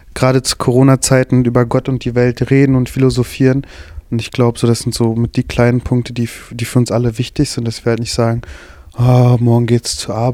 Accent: Bottrop, North Rhine-Westphalia, Germany; von der Schule mit dem schlechtesten Ruf in Bottrop

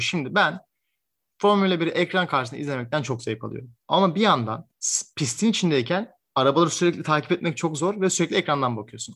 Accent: Turkey; ben Türk olarak

